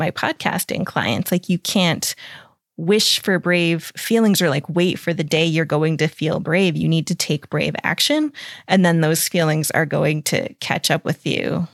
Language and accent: English; United States; moved away as an adult; now in Europe; I'm an American, but I've lived over here in Europe for the last ten years